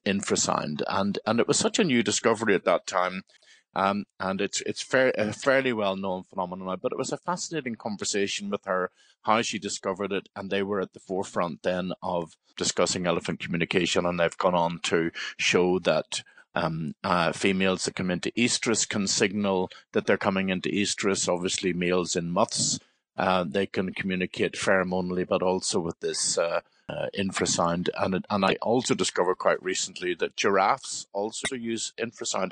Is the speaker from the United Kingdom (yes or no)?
yes; Belfast, Northern Ireland, United Kingdom; I was born in Belfast and I lived very near the Bellevue Zoo on the Antrim Road in Belfast